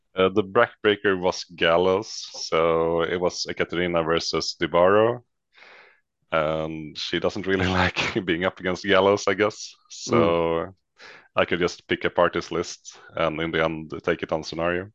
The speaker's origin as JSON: {"language": "English", "town": "Västerås", "region": "Västmanland", "country": "Sweden", "said": "originally from Västerås in the middle of Sweden"}